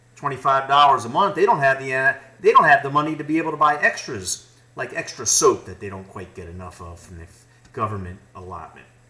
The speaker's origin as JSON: {"language": "English", "country": "United States", "said": "as an American"}